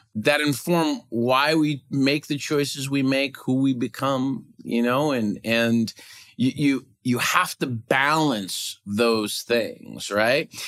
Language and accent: English; Cleveland, Ohio, United States; now in Minneapolis, United States; I'm originally from Cleveland, and my mom still lives in the house we grew up